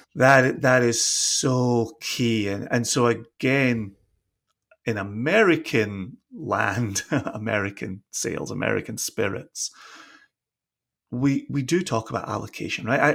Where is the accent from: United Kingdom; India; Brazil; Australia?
United Kingdom; Scotland; now in Virginia, United States; the off license, as we grew up calling it in Scotland